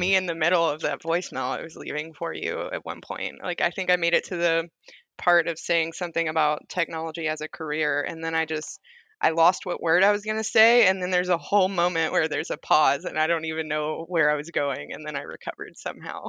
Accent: Summertown, Tennessee, United States; moved away as an adult; also born or lived in Hohenwald, Tennessee; now in Oklahoma, United States; I grew up in Summertown, Tennessee, but I graduated and went to school in Hohenwald, Tennessee

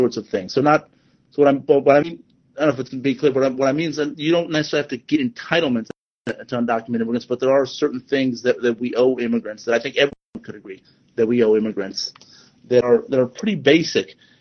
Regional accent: Southern California, United States; I'm from Southern California

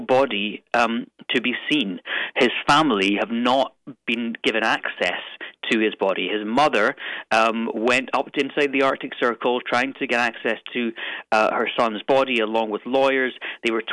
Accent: Stirling, Scotland, United Kingdom; now in London, United Kingdom; The town or city I'm from is called Stirling

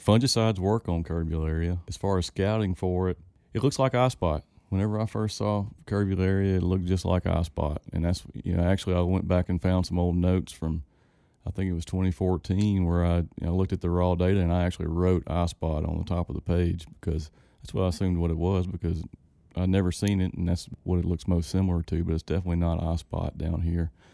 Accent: Winnsboro, Louisiana, United States; I was born and raised in Winsboro, Louisiana

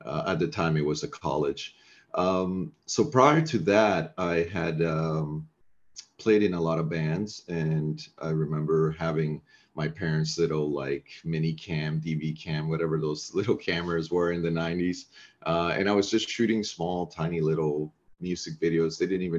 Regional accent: Nicaragua; English is a second language; moved away; also born or lived in Ecuador / Middle East / Turkey / Saudi Arabia; That dates back to Central America, I guess, in the 80s, where I was raised. I was born in Ecuador and raised in Nicaragua, mainly.

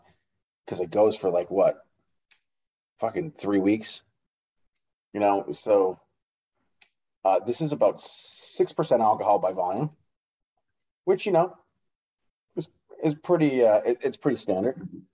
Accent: United States; Like I'm from the United States, but I am Irish and I am Czech

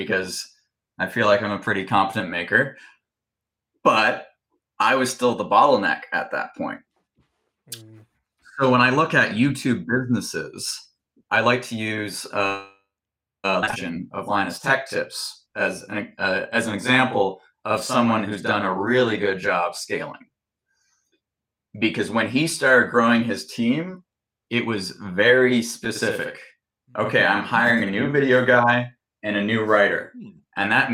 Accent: Canada; I am Canadian

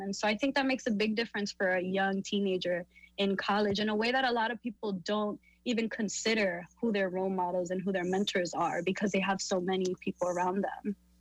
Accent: New York City, New York, United States; born and raised in Harlem, New York

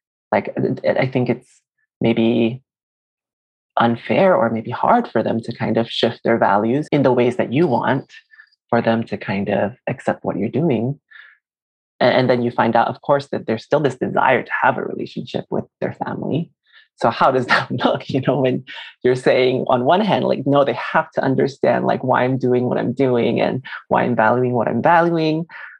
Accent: Malaysia; moved away as an adult; now in United States; I'm an immigrant myself, so I'm Chinese Malaysian, and I immigrated in my young adulthood.

